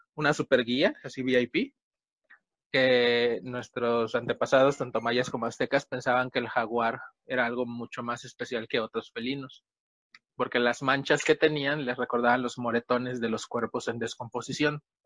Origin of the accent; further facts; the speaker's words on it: Yucatán, Mexico; En Yucatán, de donde soy oriundo